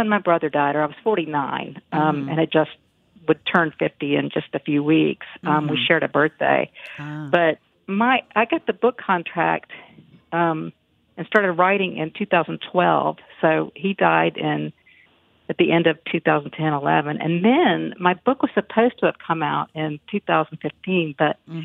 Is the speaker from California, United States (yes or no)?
no; Galax, Virginia, United States; moved away; my hometown, Galax, Virginia